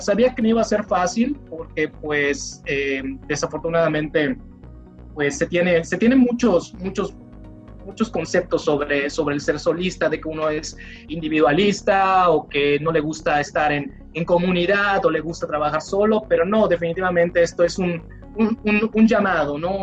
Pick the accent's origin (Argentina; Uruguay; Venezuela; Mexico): Mexico; Mérida, Yucatán; soy yucateco, meridano, la tierra de los oxos, de los capuchos y demás